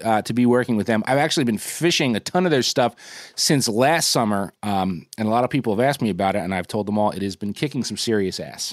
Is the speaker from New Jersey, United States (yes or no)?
yes; New Jersey, United States; my home state of Jersey